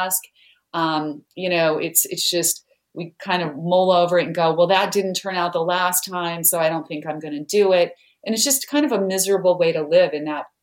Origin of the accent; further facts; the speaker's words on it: Idaho, United States; I grew up in Idaho where there are lots of potatoes, but no mangoes